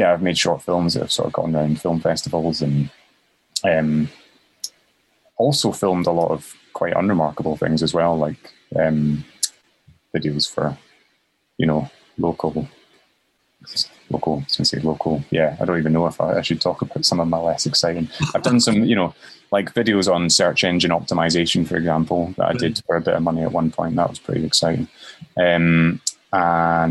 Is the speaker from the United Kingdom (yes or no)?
yes; Currie, Scotland, United Kingdom; also born or lived in Edinburgh; I was brought up in Curry